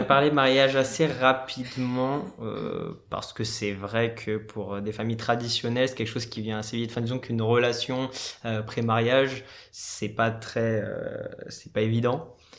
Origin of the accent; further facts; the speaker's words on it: France; moi je suis français d'origine indienne. Je suis de la première génération de ma famille à être né en France